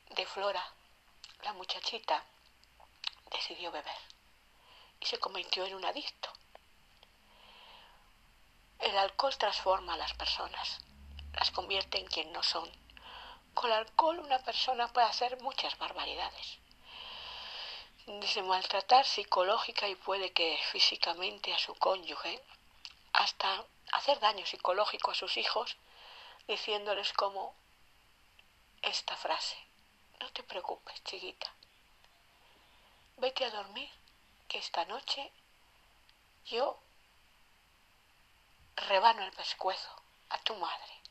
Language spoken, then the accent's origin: Spanish; Castile and León, Spain; Castilla León de estar con mi novio, pasando la mayor parte del día, pasé por el túnel de una ciudad, mi ciudad natal, de regreso a mi casa